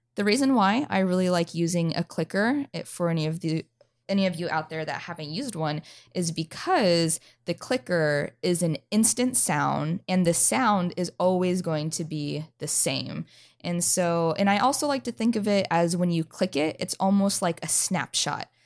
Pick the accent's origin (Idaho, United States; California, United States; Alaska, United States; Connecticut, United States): Idaho, United States; North; moved away as an adult; now in North Carolina, United States; I originally came from North Idaho